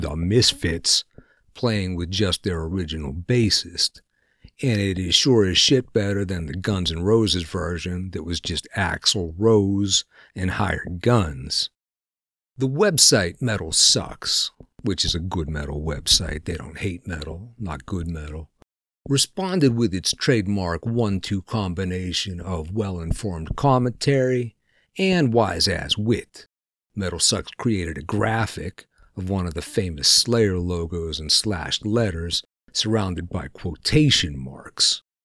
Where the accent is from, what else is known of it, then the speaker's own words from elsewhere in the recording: Pennsylvania, United States; We're both from Pennsylvania, which is a no bullshit area